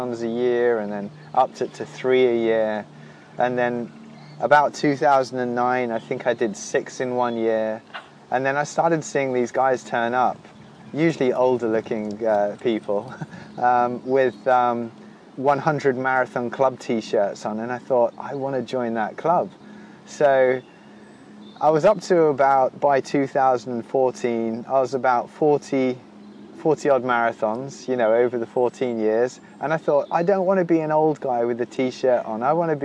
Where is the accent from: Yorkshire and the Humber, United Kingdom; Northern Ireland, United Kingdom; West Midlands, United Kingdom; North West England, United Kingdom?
West Midlands, United Kingdom; Wolverhampton; also born or lived in South London; now in London, United Kingdom; I hail from Wolverhampton, which is my hometown